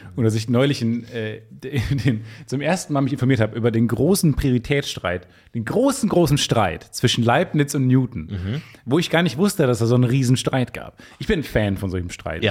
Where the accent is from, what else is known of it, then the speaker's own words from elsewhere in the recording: near Travemünde on the Baltic Sea, Schleswig-Holstein, Germany; moved away; in meiner Heimat